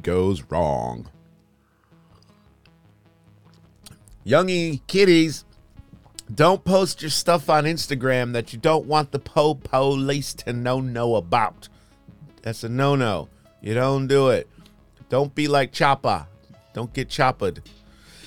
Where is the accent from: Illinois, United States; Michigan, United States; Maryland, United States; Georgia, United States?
Michigan, United States; I'm from Michigan, but not Detroit or Flint or Detroit, really, but suburbs.